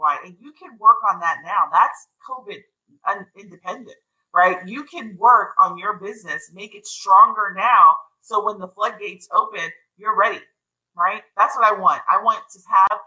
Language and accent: English; United States; me as an American